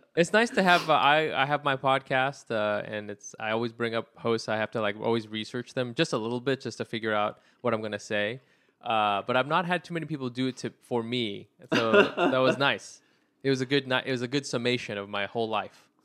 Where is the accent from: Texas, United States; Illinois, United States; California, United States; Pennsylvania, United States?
California, United States; Anaheim; I'm really from Orange County originally